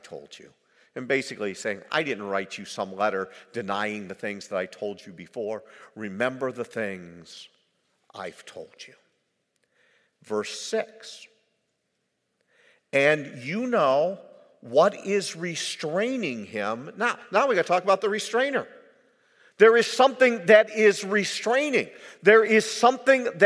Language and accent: English; United States; as an American, I have in my life, soon to be 70 years old